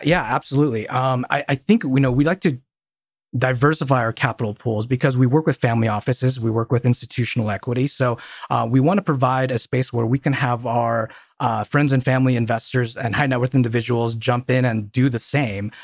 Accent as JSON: {"language": "English", "town": "Colorado Springs", "region": "Colorado", "country": "United States", "tie": "born or raised there", "said": "I grew up in Colorado Springs"}